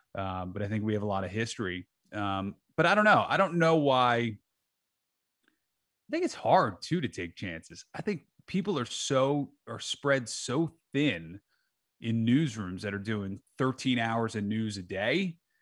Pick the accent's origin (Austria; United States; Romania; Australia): United States; New Jersey; moved away as an adult; now in Chicago, United States; I grew up in New Jersey